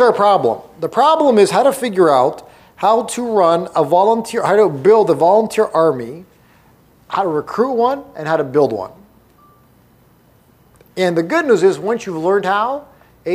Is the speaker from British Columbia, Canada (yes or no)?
no; Toronto, Ontario, Canada; now in Arizona, United States; I was born and raised in Toronto, Canada